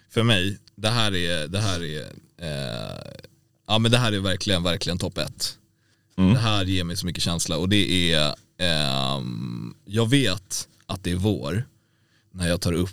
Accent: Dalarna County, Sweden; Jag är själv ifrån Dalarna.

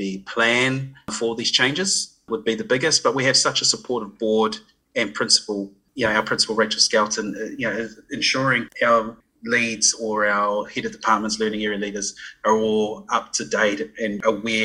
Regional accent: Christchurch, Canterbury, New Zealand; Grew up, born and bred in Christchurch, Ōtautahi

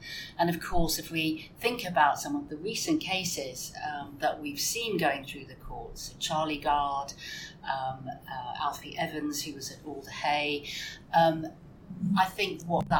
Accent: London, United Kingdom; born there; also born or lived in Hampshire / Kent / Denmark; I was born in London and we lived in Hampshire, we lived in Kent.

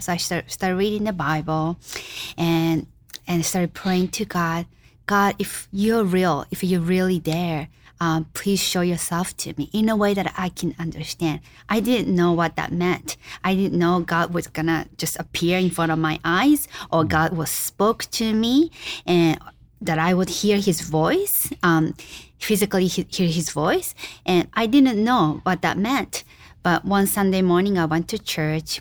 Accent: Japan; moved away as an adult; also born or lived in United States; I was born and raised in Japan, absolutely non-Christian background, and but what, when I was 18, I came to the U.S.

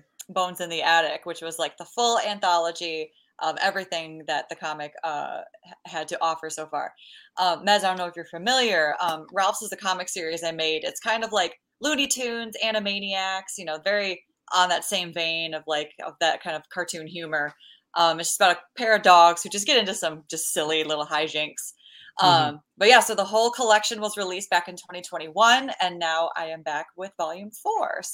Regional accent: Dearborn Heights, Michigan, United States; now in Chicago, United States; I live in Chicago now, but I grew up in the suburbs of Detroit

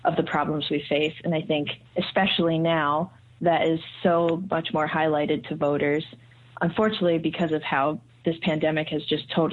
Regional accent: Connecticut, United States; moved away as an adult; also born or lived in California; I'm originally from Connecticut

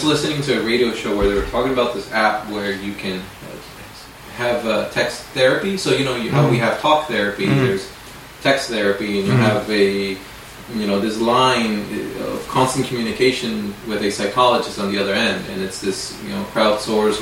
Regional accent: San Francisco, California, United States; also born or lived in Managua, Nicaragua; I lived there since I was 7 years old

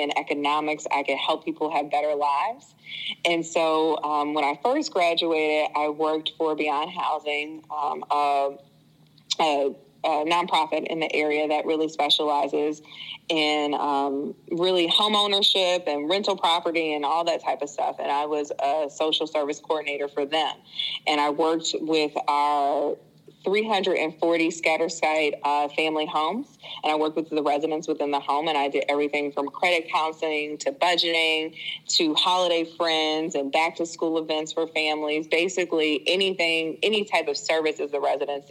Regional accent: Chicago, Illinois, United States; moved away as an adult; also born or lived in Hampton, Virginia; now in St. Louis, United States; I am from Chicago, Illinois. I am from the south side of Chicago

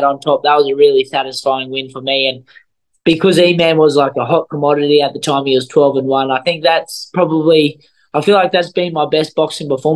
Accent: Australia; being an Aussie

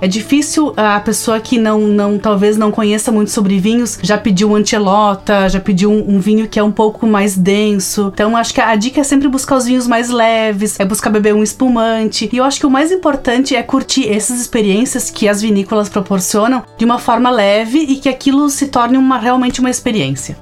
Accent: Flores da Cunha, Rio Grande do Sul, Brazil; Eu sou de Flores da Cunha

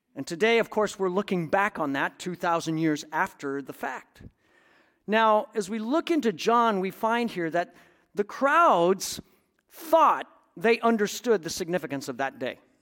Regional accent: Iowa, United States; moved away; my hometown in Iowa

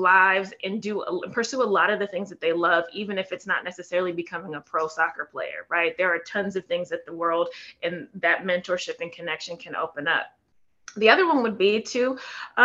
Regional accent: San Francisco, California, United States; moved away; I'm in from San Francisco, right? So back in when I grew up, it was a small little city and working class people

